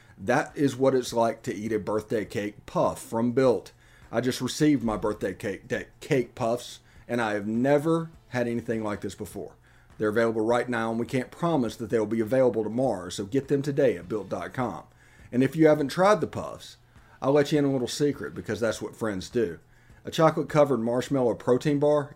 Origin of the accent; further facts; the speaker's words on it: Florence, Mississippi, United States; I was growing up in Florence, Mississippi